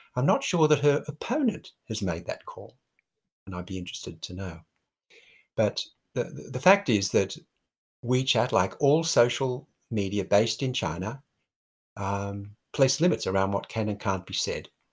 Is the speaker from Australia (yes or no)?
yes; Australia